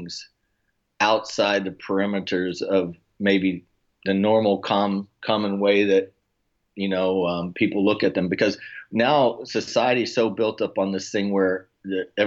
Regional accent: Oklahoma, United States; moved away as an adult; now in Florida, United States; I'm originally from Oklahoma, and I'm currently residing now in South Sunny Florida

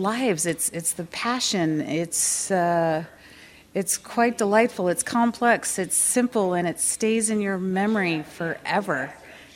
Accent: West Coast, United States; also born or lived in Oregon; now in Pennsylvania, United States; coming originally from the West Coast

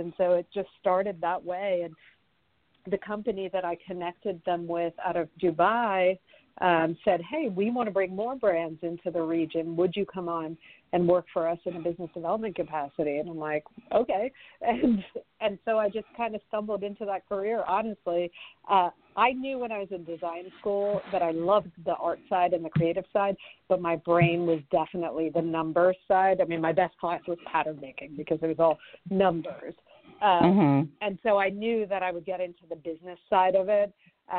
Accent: Livingston, New Jersey, United States; born there; also born or lived in London / Paris / Geneva; I was born in North Jersey, Livingston, New Jersey, but we moved when I was 6 months old. So I actually grew up in Europe. We moved back to the U.S., and I lived in London, Paris, and Geneva.

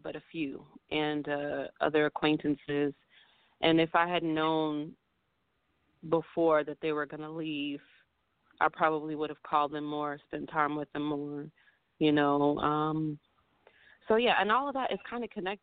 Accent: Oakland, California, United States; my hometown

